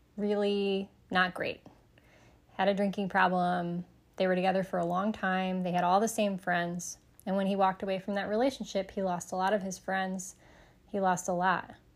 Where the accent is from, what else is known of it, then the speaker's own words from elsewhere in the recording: Sterling Heights, Michigan, United States; I grew up in Sterling Heights, Michigan